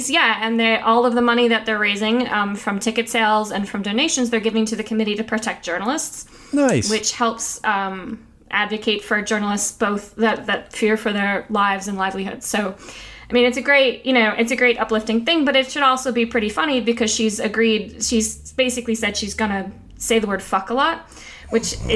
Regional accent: Scotia, New York, United States; I grew up in Scotia, so SDHS represent.

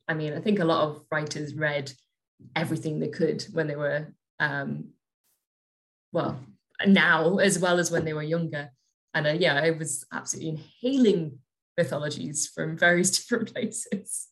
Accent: Northumberland, North East England, United Kingdom; now in Scotland, United Kingdom; I grew up just in Northumberland, so just south of the border

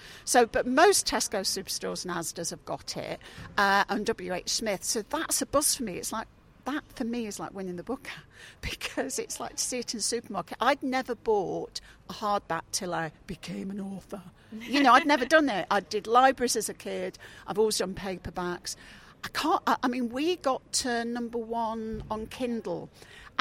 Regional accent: Leicestershire, East Midlands, United Kingdom; moved away; I'm from Leicestershire originally

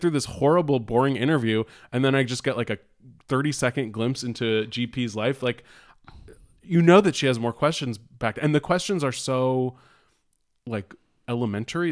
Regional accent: Bay Area, California, United States; I'm from the Bay Area

